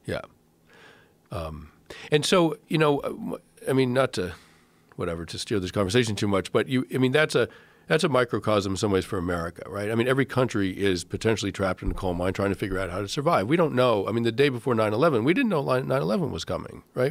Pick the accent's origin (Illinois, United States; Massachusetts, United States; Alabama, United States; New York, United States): Massachusetts, United States; I grew up in Massachusetts